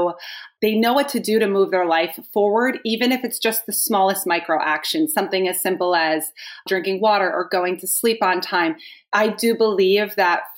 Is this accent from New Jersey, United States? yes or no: yes; New Jersey, United States; I am from New Jersey